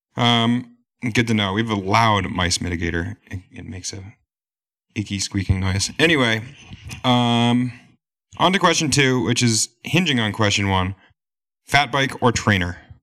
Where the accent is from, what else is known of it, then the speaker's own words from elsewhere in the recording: New Hampshire, United States; also born or lived in Vermont; I'm proudly born and raised in New Hampshire